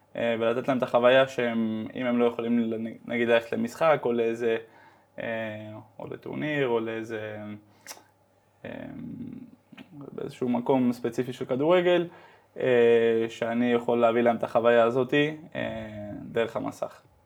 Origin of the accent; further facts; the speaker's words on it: Amsterdam, North Holland, Netherlands; moved away as an adult; also born or lived in Netanya, Israel; now in Spain; נולדתי וגדלתי בהולנד